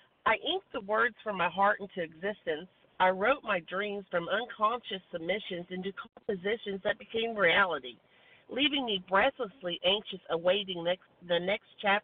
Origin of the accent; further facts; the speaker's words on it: Texas, United States; we're both from Texas